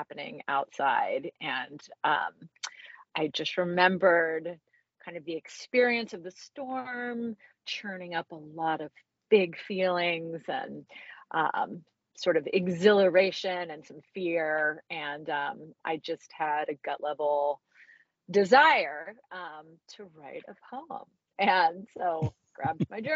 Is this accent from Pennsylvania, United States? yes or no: no; Central Florida, United States; I grew up in Central Florida